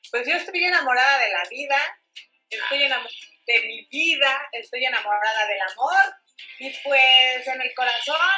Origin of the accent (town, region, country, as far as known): Mexico